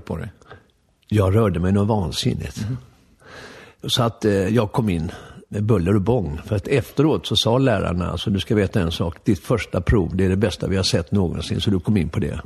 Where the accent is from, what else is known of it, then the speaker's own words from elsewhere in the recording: Stockholm, Stockholm County, Sweden; also born or lived in Lidingö; jag föddes ju här på eh, Vallalavägen, Stockholms privata förlossningshem.